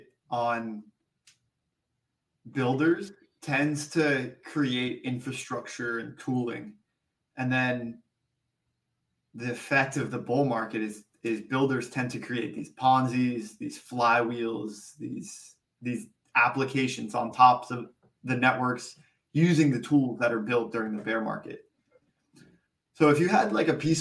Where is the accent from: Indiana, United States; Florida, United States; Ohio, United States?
Florida, United States; I grew up in Florida, where there's one season year round